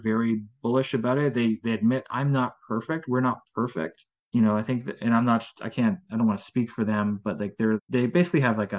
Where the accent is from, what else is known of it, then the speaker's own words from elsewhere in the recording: Netherlands; born there; They're a brand out of the Netherlands, and I was born in the Netherlands, so fellow Dutch company